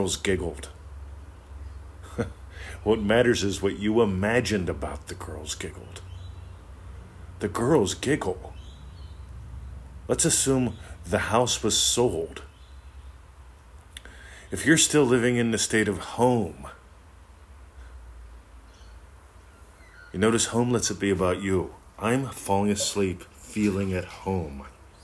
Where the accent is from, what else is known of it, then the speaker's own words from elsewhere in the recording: Pennsylvania, United States; moved away; I grew up in Pennsylvania, lovely country.